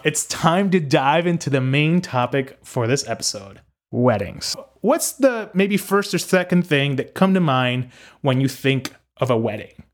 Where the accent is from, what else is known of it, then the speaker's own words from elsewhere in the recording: Puerto Rico; also born or lived in Northeast United States; now in United States; growing up in Puerto Rico